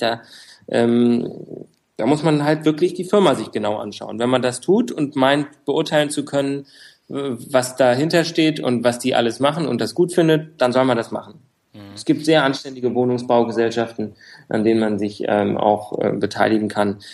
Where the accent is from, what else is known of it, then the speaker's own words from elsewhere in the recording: Frankfurt, Hesse, Germany; Ja, ich bin Frankfurter, also geboren in Frankfurt